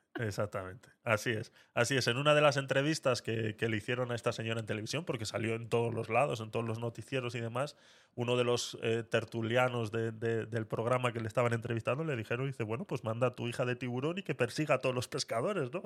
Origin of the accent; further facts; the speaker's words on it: Basque Country, Spain; cuando yo estudiaba euskera en, la escuela